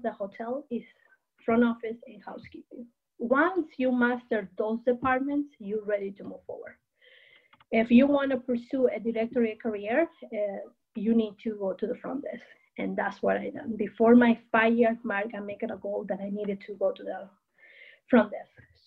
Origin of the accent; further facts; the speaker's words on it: Peru; moved away as an adult; also born or lived in Chicago / California; now in United States; I was born and raised in Peru. I'm originally from Peru.